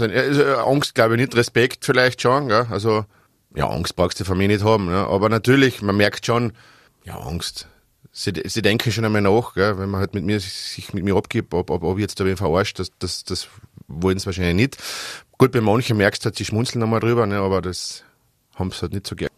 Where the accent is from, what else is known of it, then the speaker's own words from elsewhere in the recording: Austria; also born or lived in Styria; Ich komme, wie gesagt, aus Schlatzing im Altertal